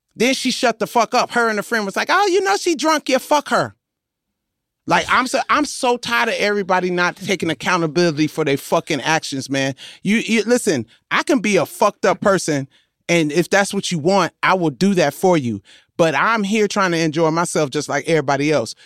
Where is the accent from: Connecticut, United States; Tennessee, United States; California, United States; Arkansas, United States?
California, United States; Compton; I am from Compton